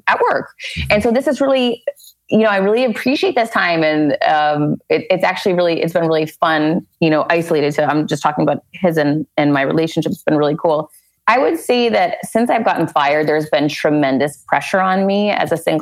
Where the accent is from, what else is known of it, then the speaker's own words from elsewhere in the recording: Worcester, Massachusetts, United States; now in Miami, United States; growing up in Worcester, it was so incredibly different.